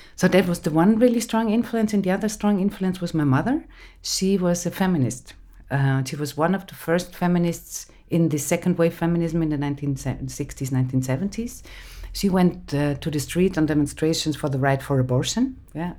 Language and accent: English; Innsbruck, Tyrol, Austria; English is a second language; moved away; also born or lived in Graz; I grew up in Innsbruck, in the western part of Austria.